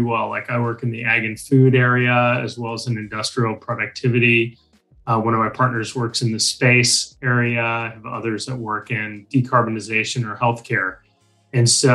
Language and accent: English; San Francisco Bay Area, California, United States; moved away as an adult; now in Australia; I'm originally from the San Francisco Bay Area, relocated to Australia about 25 years ago